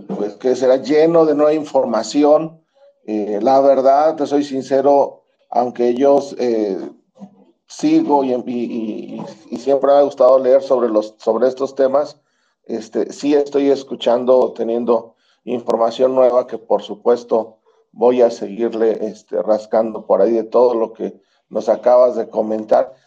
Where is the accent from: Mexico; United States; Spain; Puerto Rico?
Mexico; nosotros los mexicanos